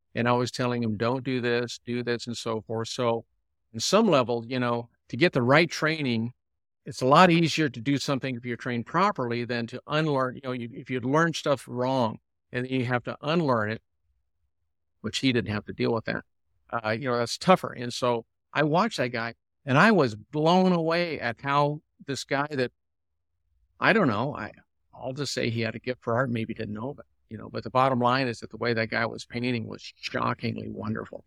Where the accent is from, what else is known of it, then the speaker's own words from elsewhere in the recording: San Diego, California, United States; I was raised here in San Diego